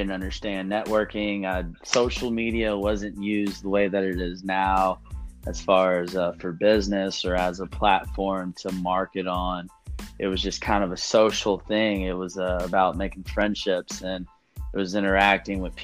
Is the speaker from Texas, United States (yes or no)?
yes; a small town outside of Dallas, Texas, United States; I'm originally from a small town outside of Dallas, about an hour south